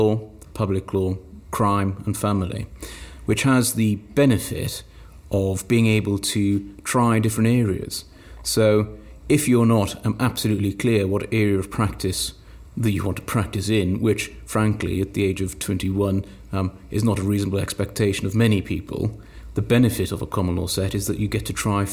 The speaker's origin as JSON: {"language": "English", "region": "South Wales Valleys", "country": "United Kingdom", "also_born_or_lived": "Bristol", "accent": "Welsh", "lives_now": "Cardiff, United Kingdom", "said": "I'm from the South Wales Valleys. My family were in Wales at the time"}